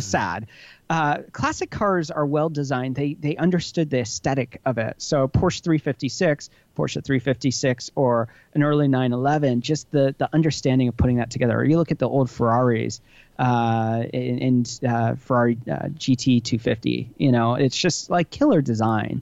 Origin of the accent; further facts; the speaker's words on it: Hershey, Pennsylvania, United States; moved away; I grew up right outside of Hershey, Pennsylvania